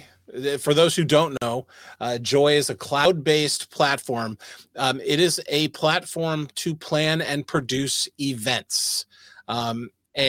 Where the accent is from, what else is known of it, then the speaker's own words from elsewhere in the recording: United States; I'm an American